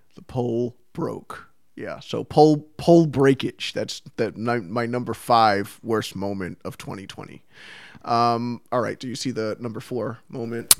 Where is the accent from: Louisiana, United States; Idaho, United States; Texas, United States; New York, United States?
New York, United States; I'm from New York.